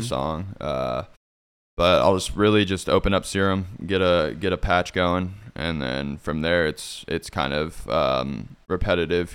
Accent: Fort Scott, Kansas, United States; moved away as an adult; also born or lived in Olathe, Kansas; now in Kansas City, United States; I'm from, uh, a small town called Fort Scott. Um, it's in Kansas.

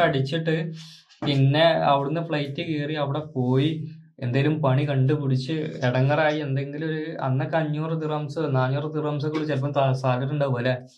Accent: Malappuram district, Kerala, India

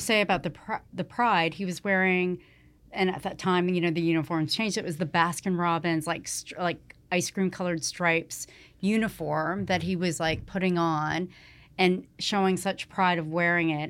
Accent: Toronto, Ontario, Canada; also born or lived in Atlanta, Georgia, United States; we grew up in Rexdale

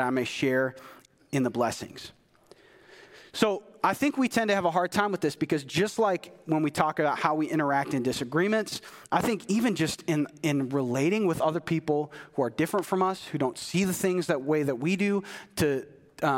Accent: United States; as an American

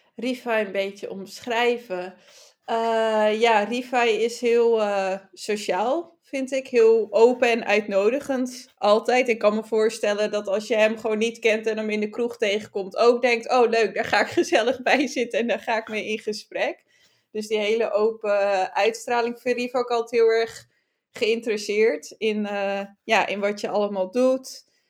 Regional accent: Friesland, Netherlands; als Fries

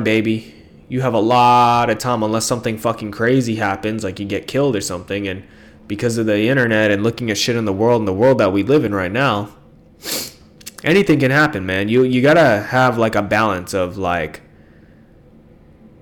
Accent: California, United States; I come from California

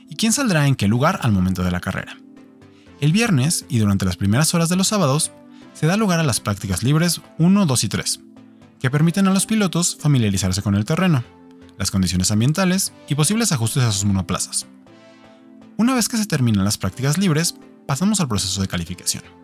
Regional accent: Mexico; para quienes somos mexicanos, tenemos un motivo muy particular para ver la Fórmula 1

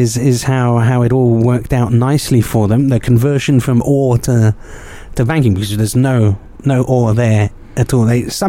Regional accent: Brussels, Belgium; born there; Okay, so no transition for me, as I was born in Brussels.

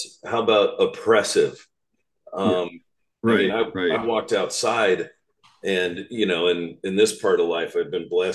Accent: Finger Lakes, New York, United States; also born or lived in Rochester, New York; I grew up in the Finger Lakes. I went to college in Rochester, New York, which is not exactly, you know, the tropics.

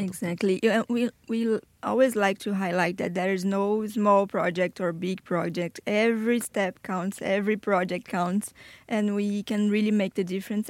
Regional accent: Brazil; English is a second language; moved away as an adult; now in Bradford, United Kingdom; I am from Brazil

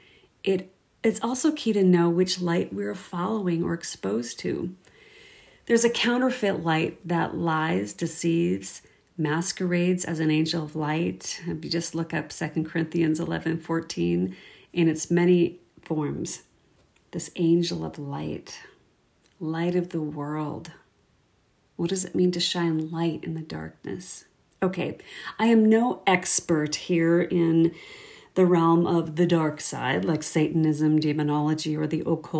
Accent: Minnesota, United States; now in Saskatoon, Canada; I live here in Saskatoon, Saskatchewan, born and raised in Minnesota, and married a Canadian

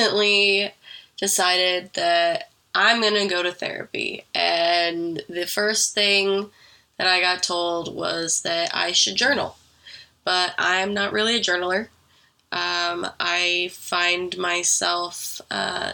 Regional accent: Oregon, United States; moved away as an adult; I grew up in Oregon

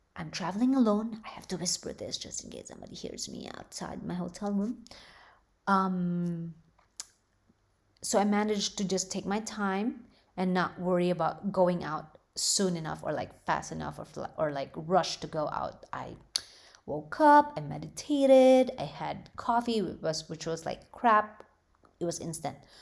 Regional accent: Philippines; now in United States; growing up in the Philippines

